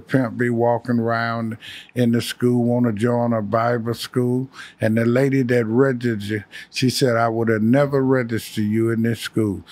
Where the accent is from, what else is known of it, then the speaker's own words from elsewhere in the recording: Chicago, Illinois, United States; moved away; also born or lived in California; I'm from Chicago.